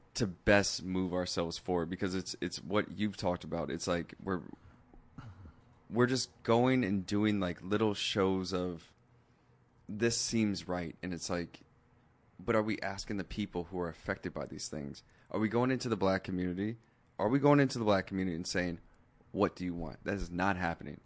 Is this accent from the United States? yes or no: yes; Seattle, Washington, United States; now in West Hollywood, United States; I'm from Seattle